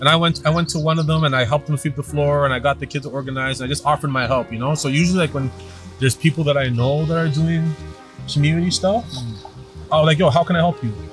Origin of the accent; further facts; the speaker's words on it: Toronto, Ontario, Canada; I grew up in Scarborough. I grew up in a very white neighborhood in Scarborough